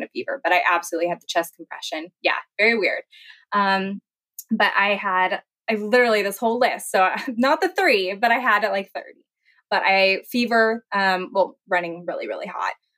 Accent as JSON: {"language": "English", "region": "Kansas", "country": "United States", "also_born_or_lived": "Jacksonville, Florida", "moved": "as an adult", "said": "I'm originally from Kansas"}